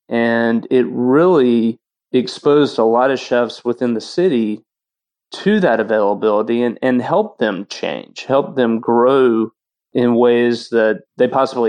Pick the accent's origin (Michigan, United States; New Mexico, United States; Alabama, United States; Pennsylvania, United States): Alabama, United States; South; moved away as an adult; now in New Orleans, United States; I was born in South Alabama. So Southern food has always been a huge part of my personal kind of journey into cooking. I was fortunate enough, my grandparents had a large farm